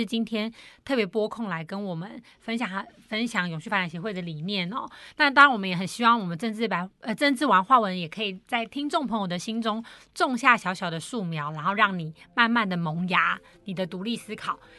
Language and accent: Chinese; Taiwan; 因为我们台湾人又以和为贵，不喜欢冲突